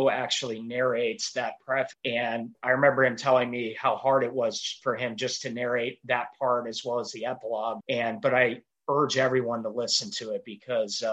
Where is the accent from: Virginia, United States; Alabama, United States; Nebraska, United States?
Virginia, United States; Vienna; moved away; I'm from Vienna, Virginia originally.